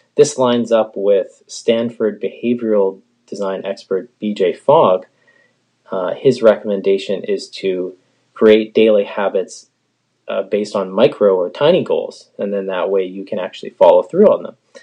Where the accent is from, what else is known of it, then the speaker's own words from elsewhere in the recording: Canada; I'm a Canadian music teacher.